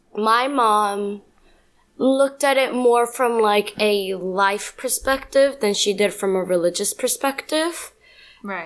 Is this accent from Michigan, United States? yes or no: no; New York, United States; also born or lived in Colombia; I was born in Colombia, raised in New York.